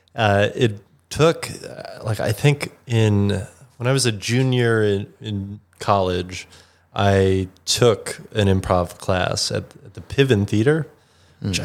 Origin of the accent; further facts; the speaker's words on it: Chicago, Illinois, United States; growing up in Chicago, used to go to Second City.